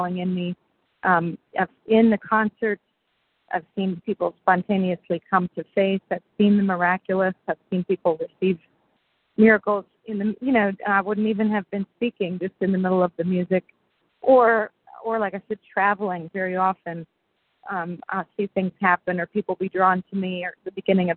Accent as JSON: {"language": "English", "town": "Reading", "region": "Pennsylvania", "country": "United States", "tie": "born or raised there", "said": "I was born in Reading, Pennsylvania"}